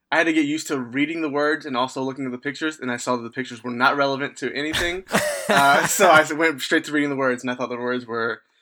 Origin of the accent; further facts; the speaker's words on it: Virginia, United States; Yeah, I grew up in Virginia